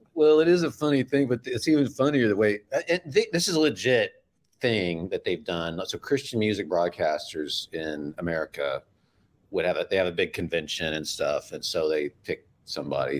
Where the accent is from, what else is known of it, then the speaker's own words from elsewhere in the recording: Midwest, United States; now in Florida, United States; I'm from the Midwest.